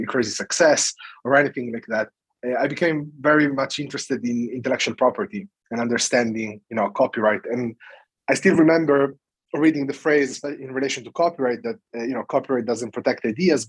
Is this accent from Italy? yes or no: yes; Italy; English is a second language; moved away as an adult; also born or lived in United Kingdom; now in London, United Kingdom; I come from Italy